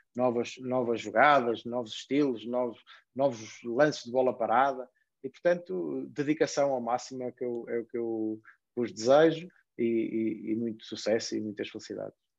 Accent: Portugal; nós em Portugal

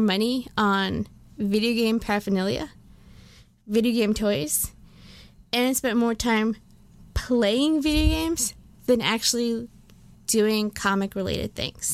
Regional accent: United States; I'm also American, guys. I'm both.

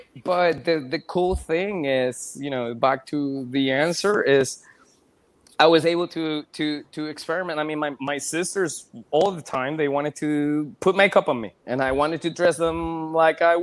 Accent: Venezuela; moved away; I come from a Venezuelan family. I was born and raised in Venezuela.

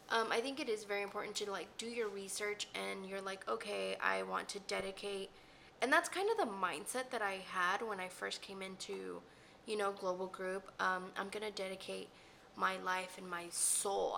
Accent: Dallas, Texas, United States; I was raised in the Oak Cliff area, so yeah, it's just home.

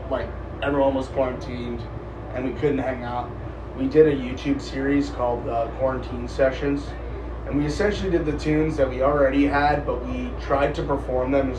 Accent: New York, United States; moved away as an adult; now in Denver, United States; I'm from New York originally

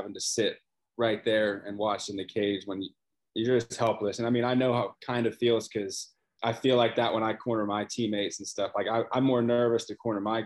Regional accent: Cincinnati, Ohio, United States; moved away as an adult; now in Florida, United States; grew up in Cincinnati, Ohio, lived there forever, my whole life until I moved down here to Florida

